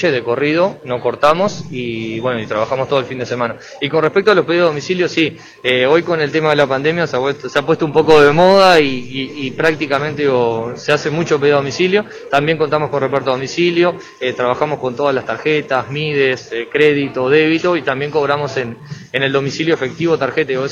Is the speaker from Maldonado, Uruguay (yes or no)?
yes; Maldonado, Uruguay; sin ser mi señor y yo, que somos de Maldonado, que, bueno.